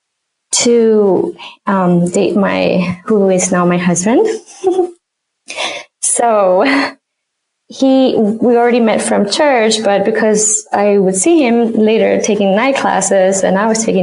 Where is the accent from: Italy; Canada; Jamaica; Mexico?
Mexico; moved away as an adult; now in Chicago, United States; I grew up in Mexico, and I moved when I was almost 20.